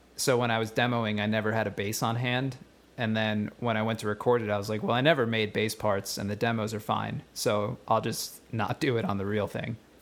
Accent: West Chester, Pennsylvania, United States; we all went to high school together in, uh, Westchester, Pennsylvania

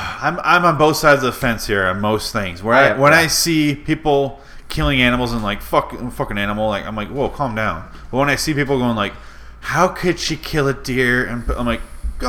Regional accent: Michigan, United States; moved away; I grew up in Michigan, which is a far cry different as far as hunting goes from Arizona.

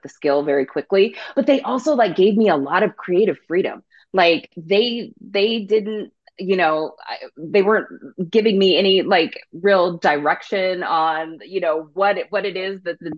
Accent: south of Seattle, Washington, United States; So I grew up in Washington State, a little bit south of Seattle.

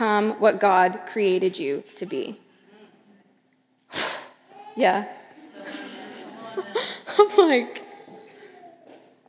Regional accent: Seattle, LA, West Coast, United States; moved away as an adult; also born or lived in Los Angeles, California; now in New York, United States; I'm originally from the West Coast, Seattle

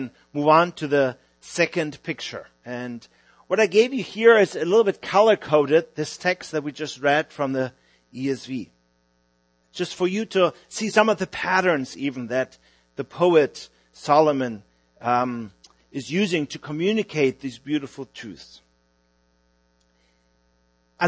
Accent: Hamburg, Germany; moved away as an adult; now in Vienna, Austria; I'm from Hamburg, Germany, although we are ministering about 10 hours south of Hamburg now in Vienna, Austria.

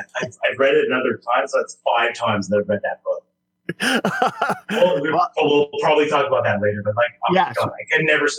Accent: Montreal, Quebec, Canada; I'm from Montreal, Quebec, Canada.

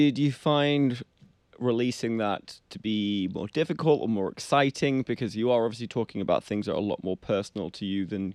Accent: England, United Kingdom; accent: English; moved away; my English accent

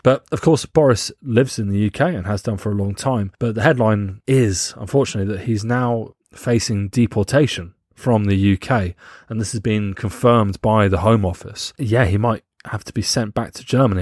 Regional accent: England, United Kingdom; we're from England

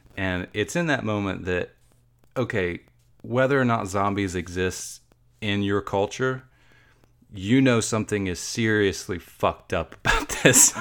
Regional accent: Georgia, United States; I'm from Georgia

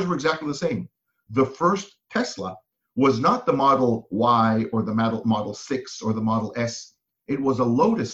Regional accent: Israel; moved away as an adult; now in United States; I'm originally from Israel. I was in the military there, did some work in advertising, then came to the US to get my MBA

